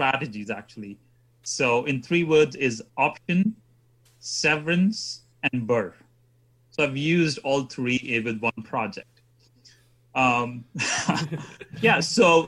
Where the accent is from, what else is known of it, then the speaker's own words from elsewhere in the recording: India; moved away as an adult; also born or lived in England / Sheffield; now in Canada; I was born in India, and then I degree in chemical engineering, and then I moved to England to do my further education